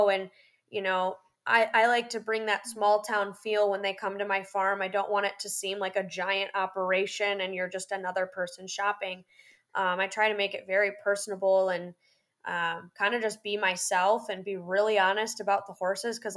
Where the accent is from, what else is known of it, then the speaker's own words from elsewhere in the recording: Florida, United States; I'm like, look, I'm from Florida and this is really cold.